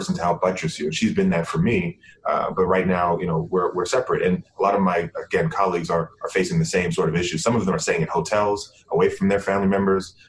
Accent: Bahamas; moved away; I'm from the Bahamas and have always wanted to, you know, give back to my home country

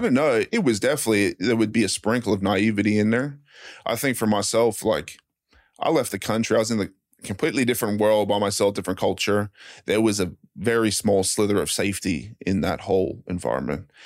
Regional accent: Brisbane, Queensland, Australia; moved away as an adult; also born or lived in Arizona; I'm, I'm from Australia

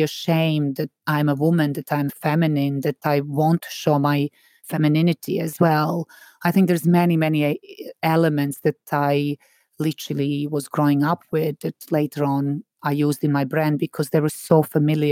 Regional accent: Serbia; moved away; When I was growing up in Serbia

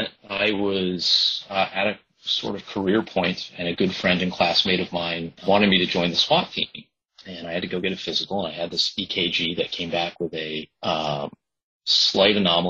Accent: Nantucket, Massachusetts, United States; also born or lived in Boston; my hometown at a very specific time before real estate development really boomed

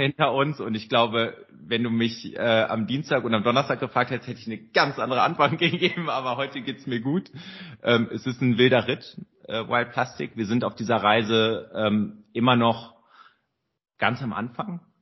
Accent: Rhineland, Germany; als Rheinländer

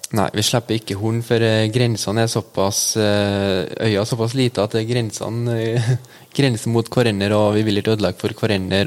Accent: Ytterøy, Trøndelag, Norway; Jeg er 24 år og født og oppvokst på Ytterøya

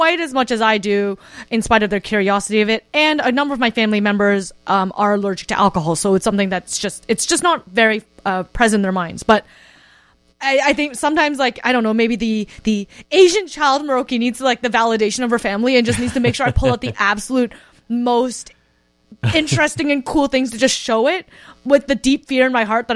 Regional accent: Kitchener, Ontario, Canada; now in Toronto, Canada; I live in Toronto now, but when I was a kid, I grew up in Kitchener

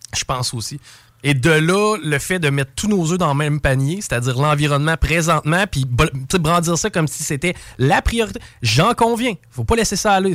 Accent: Quebec, Canada; En tant que Québécois

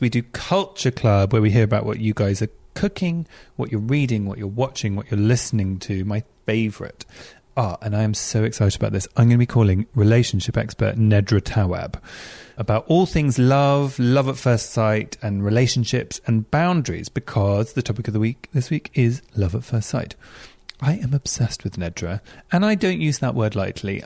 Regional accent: England, United Kingdom; I'm being really English

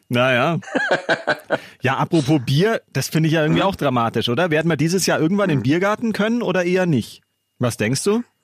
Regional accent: Munich, Bavaria, Germany; ich bin auch in München geboren, aber meine Mama ist da aus der Nähe von Mainz und zu Hause wird mhm. halt immer Hochdeutsch gesprochen

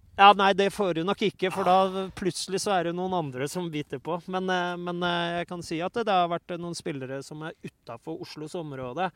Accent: Oslo, Norway; jeg er oppvokst i Oslo

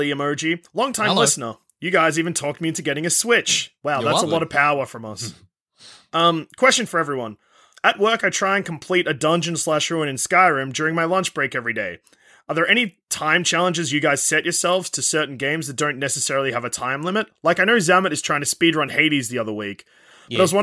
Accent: Australia; As an Australian

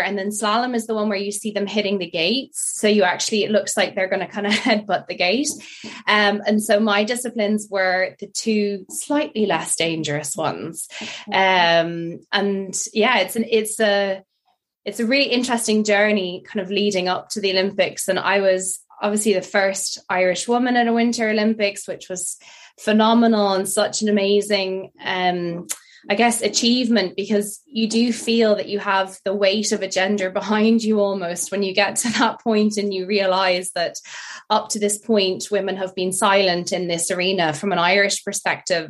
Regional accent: France; moved away; also born or lived in United Kingdom; I grew up in France

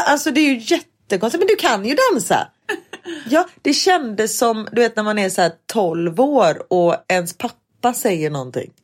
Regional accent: Gothenburg, Västra Götaland, Sweden; moved away as an adult; jag bodde här fram tills jag var 20

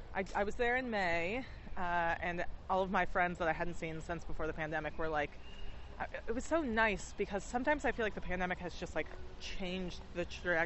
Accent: United States; accent: American; also born or lived in Connecticut; if they hear it from my accent, they'll be like, oh, stupid American.

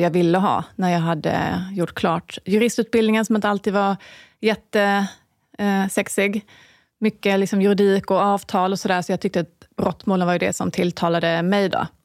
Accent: Skåne, Sweden; Jag är från Skåne. Och eh, lite mer eh, väster söderut än du, gissar jag.

